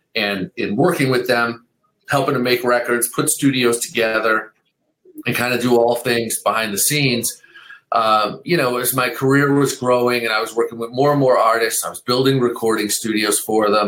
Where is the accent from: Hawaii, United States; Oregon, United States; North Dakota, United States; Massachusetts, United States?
Massachusetts, United States; Boston; I grew up in Boston